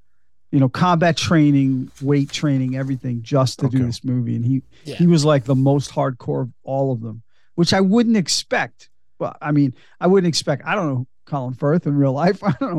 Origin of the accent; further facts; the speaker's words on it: Australia; Oh, no, I get it. I get it. Because we're all Australian.